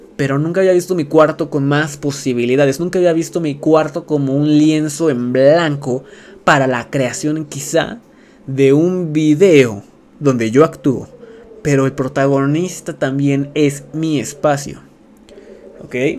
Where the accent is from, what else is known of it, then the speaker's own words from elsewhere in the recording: Mexico; siendo streamer mexicano